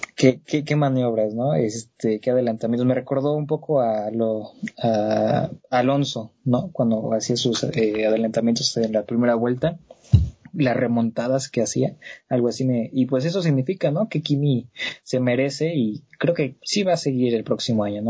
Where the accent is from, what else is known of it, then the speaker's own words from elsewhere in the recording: Mexico; como mexicano